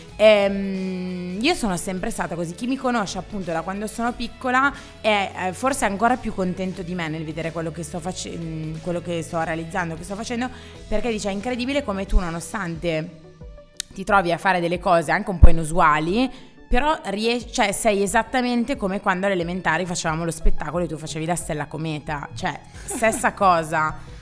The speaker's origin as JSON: {"language": "Italian", "town": "Graffignana", "region": "Lombardy", "country": "Italy", "tie": "born or raised there", "moved": "yes", "lives_now": "Milan, Italy", "said": "io comunque sono nata lì"}